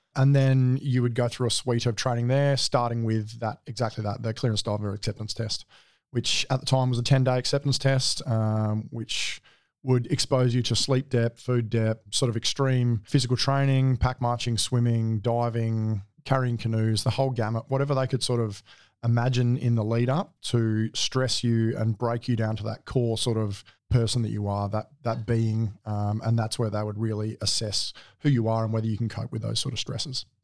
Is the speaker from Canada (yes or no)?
no; Adelaide, South Australia, Australia; moved away as an adult; I grew up in Adelaide, um, born and bred, all through schooling